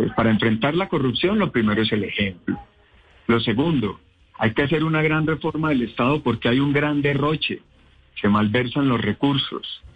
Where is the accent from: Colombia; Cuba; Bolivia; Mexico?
Colombia; Pensilvania, Caldas; yo soy de Pensilvania Caldas, un pequeño pueblo, y me inicié como concejal y alcalde